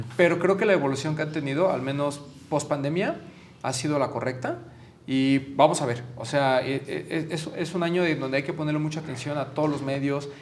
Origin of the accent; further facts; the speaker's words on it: Mexico; como mexicanos